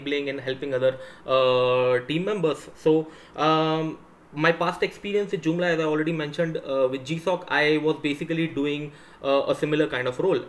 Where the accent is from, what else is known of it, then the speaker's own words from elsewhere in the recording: India; I am from India